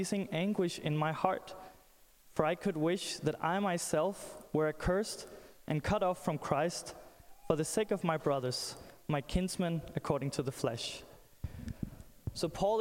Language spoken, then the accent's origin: English; Denmark; I'm from Denmark